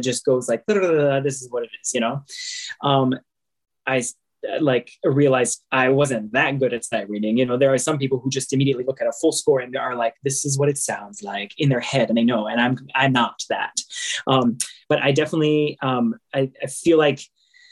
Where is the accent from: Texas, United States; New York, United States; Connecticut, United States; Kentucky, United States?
Texas, United States; San Antonio; I grew up in the First Baptist Church of San Antonio